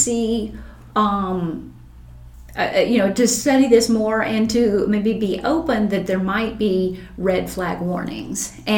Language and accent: English; Taney County, Missouri, United States; growing up in Taney County, my father hunted